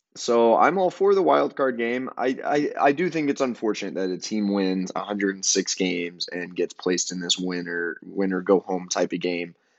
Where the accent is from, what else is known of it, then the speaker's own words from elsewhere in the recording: Amarillo, Texas, United States; moved away; I'm currently in my hometown of Amarillo, Texas.